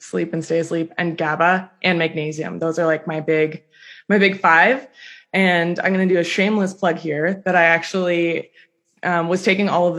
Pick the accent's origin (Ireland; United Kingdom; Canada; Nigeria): Canada; Toronto, Ontario; I'm from Toronto